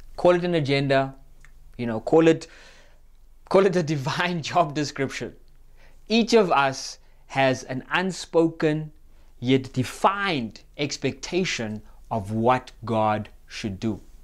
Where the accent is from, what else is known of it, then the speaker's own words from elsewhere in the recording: Cape Town, Western Cape, South Africa; now in Gauteng, South Africa; I'm from Cape Town. We don't get storms. It just rains